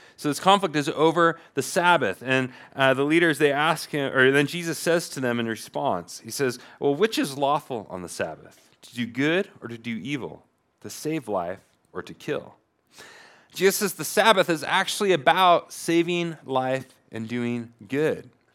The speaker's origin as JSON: {"language": "English", "town": "Portland", "region": "Oregon", "country": "United States", "moved": "yes", "said": "I come from Portlandia, where, you know, the, famously the place where thirty-somethings go to retire"}